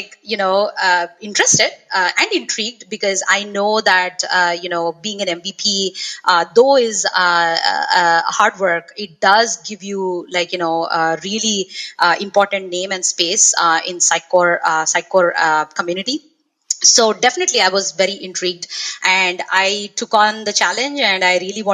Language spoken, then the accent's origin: English; South India, India; moved away as an adult; now in Los Angeles, United States; I am originally from India, from a small town in the southern part of India, actually. And currently, I'm living in Los Angeles, California